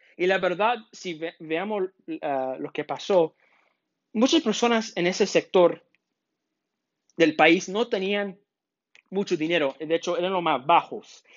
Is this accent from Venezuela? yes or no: no; United States; somos americanos cada uno de nosotros